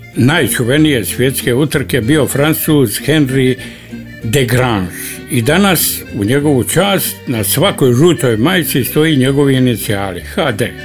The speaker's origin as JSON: {"language": "Croatian", "town": "Šibenik", "region": "Šibenik-Knin County", "country": "Croatia", "said": "Kod nas u Šibeniku"}